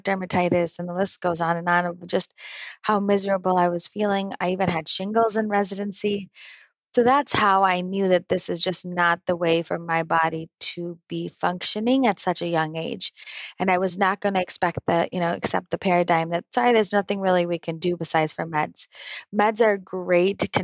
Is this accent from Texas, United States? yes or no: no; Naperville, Illinois, United States; born and raised in Naperville, Illinois.